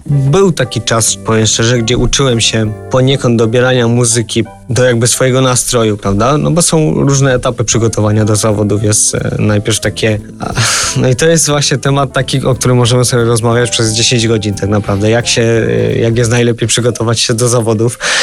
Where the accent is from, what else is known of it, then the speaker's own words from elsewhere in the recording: Polish mountains, Poland; wychowałem się w górach